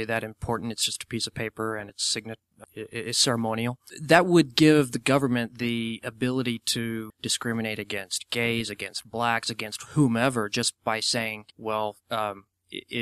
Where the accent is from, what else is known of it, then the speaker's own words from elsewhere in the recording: Oklahoma, United States; I'm from Oklahoma